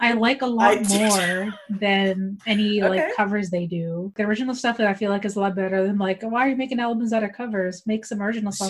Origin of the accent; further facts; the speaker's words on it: Westchester County, New York, United States; moved away as an adult; now in Virginia, United States; I live in Virginia now, obviously, with Hassan, but before that, I lived my whole life, was born and raised in New York, Westchester County, in a town about an hour away from the city.